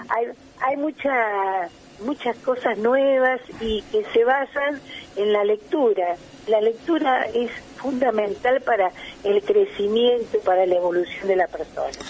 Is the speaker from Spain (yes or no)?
no; Argentina; como argentino